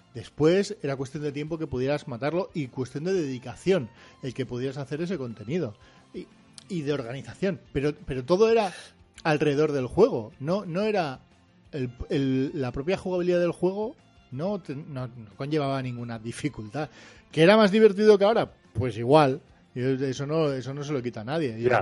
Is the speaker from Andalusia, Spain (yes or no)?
no; Portugalete, Basque Country, Spain; now in Bilbao, Spain; aunque ahora vivo en Bilbao, soy de Repélega